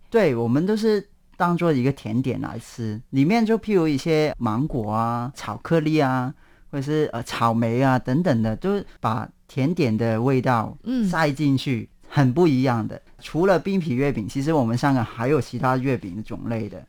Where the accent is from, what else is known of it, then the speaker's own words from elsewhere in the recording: Hong Kong; moved away as an adult; now in Taiwan; 因为我们香港人的中秋活动呢